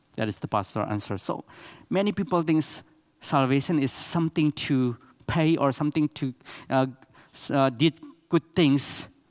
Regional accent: Chin State, Myanmar; English is a second language; In Myanmar, we have eight big tribe, and I am from Chin State.

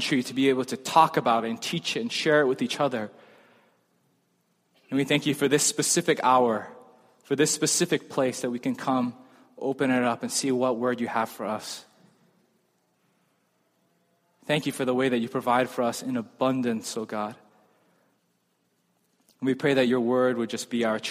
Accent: United States; I'm American

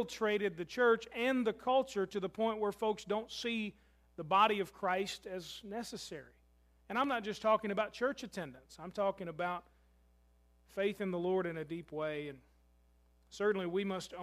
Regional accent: Louisville, Kentucky, United States; moved away; my hometown of Louisville is my family

